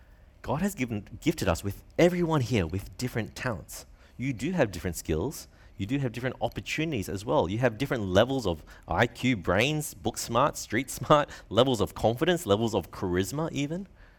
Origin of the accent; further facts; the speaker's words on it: Brisbane, Queensland, Australia; here living in Brisbane, growing up in Brisbane. Many of us are from privileged homes.